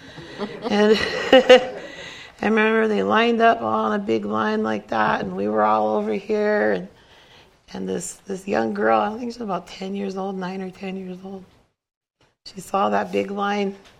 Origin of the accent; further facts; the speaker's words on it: Cheyenne River Sioux Reservation, South Dakota, United States; I come from the Cheyenne River Sioux Reservation.